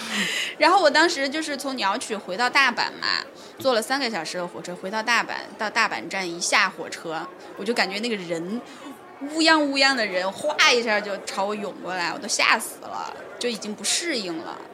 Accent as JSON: {"language": "Chinese", "country": "China", "said": "我们是中国人"}